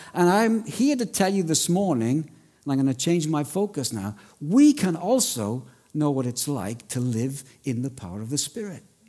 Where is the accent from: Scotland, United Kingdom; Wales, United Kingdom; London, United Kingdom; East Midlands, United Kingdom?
Wales, United Kingdom; accent: Welsh; now in Australia; I'm Welsh